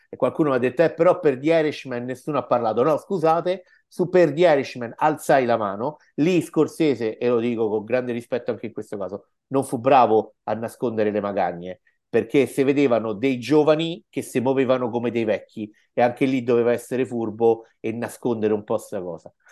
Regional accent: Rome, Lazio, Italy; Dicevo, da romano e romanista sono molto orgoglioso perché gli antichi romani hanno fatto il culo così ai nazisti

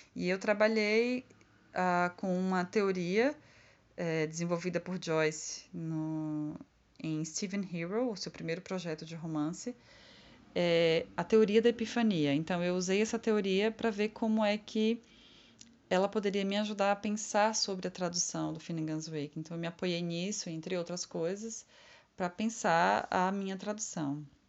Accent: Conceição do Coité, Bahia, Brazil; Conceição do Coité, que é a minha cidade natal.

